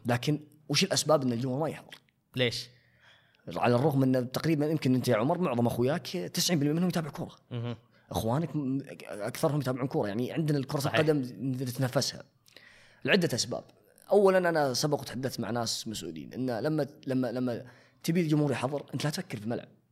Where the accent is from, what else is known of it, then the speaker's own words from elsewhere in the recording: Saudi Arabia; عندنا في السعوديه